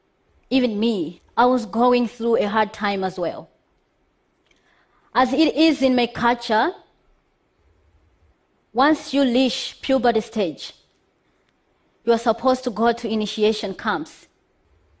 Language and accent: English; Malawi; I am from Malawi. Malawi is one of the poorest countries, very poor, where gender equality is questionable. Growing up in that country